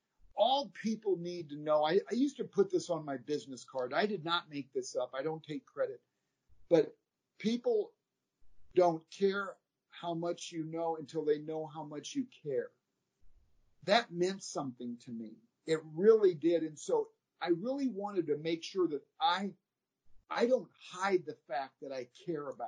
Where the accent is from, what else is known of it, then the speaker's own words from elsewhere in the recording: Midwest, United States; we're from the Midwest